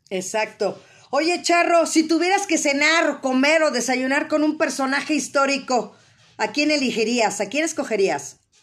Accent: Mexico

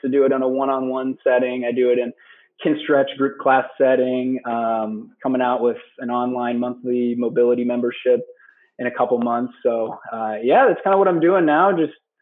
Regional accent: West Des Moines, Iowa, United States; also born or lived in Chicago; I am from West Des Moines originally, born and raised

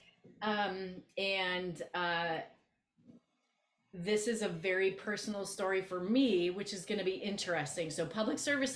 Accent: Minnesota, United States; moved away as an adult; I grew up in the Midwest. I grew up in Minnesota, small town Minnesota.

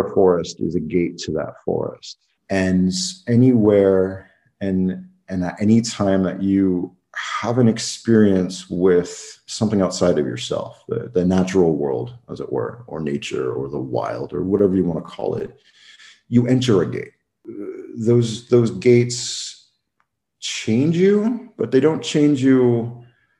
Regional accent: United States; moved away as an adult; now in Luxembourg; I was born in the United States

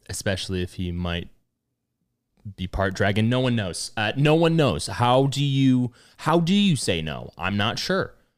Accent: United States; as an American, but also I have cultural lineage from my home country of Ireland.

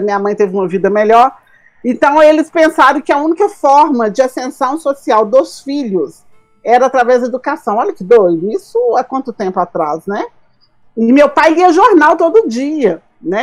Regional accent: Diamantina, Minas Gerais, Brazil; moved away; Diamantina, né? Que é a minha terra

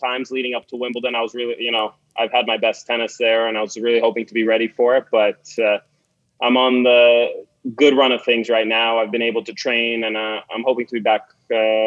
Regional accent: Canada; as a Canadian

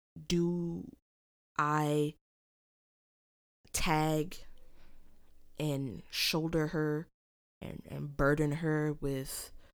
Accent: United States; I'm Black. But where am I from? America.

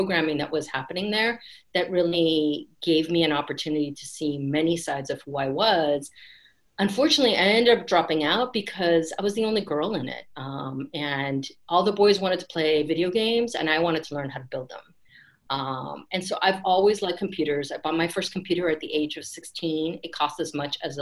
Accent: Bay Area, California, United States; I grew up in the Bay Area.

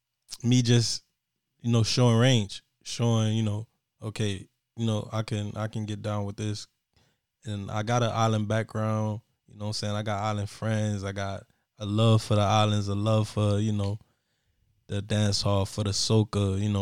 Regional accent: Miami, Florida, United States; born there; Nope, I was born in Jackson South. Right in Overtown.

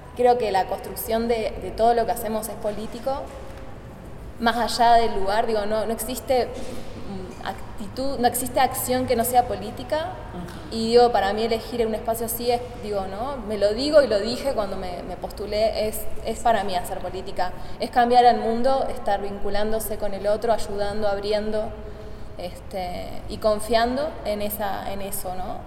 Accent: Argentina; moved away as an adult; now in Mexico City, Mexico; Soy, bueno, argentina. Estoy radicando en Ciudad de México desde febrero, en el país estoy desde octubre.

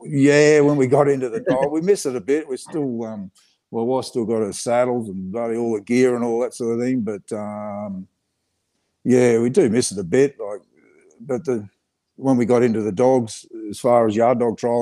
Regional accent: Geelong, Victoria, Australia; I grew up down Geelong, sort of down south from here.

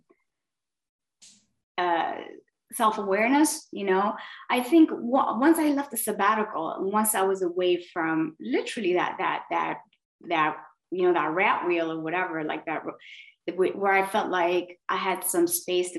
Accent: Miami, Florida, United States; moved away as an adult; also born or lived in south of Spain; now in Spain; I'm from Miami

